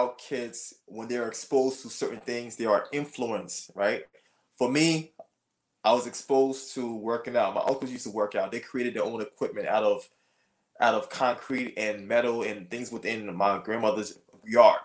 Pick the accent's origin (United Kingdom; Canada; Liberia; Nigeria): Liberia; I'm from Liberia. I also survived a civil war, a 14-year civil war